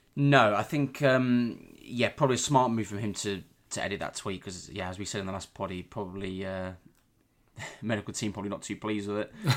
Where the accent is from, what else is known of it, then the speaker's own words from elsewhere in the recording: Warwick, West Midlands, United Kingdom; I'm from Warwick. I live in Warwick, always have done.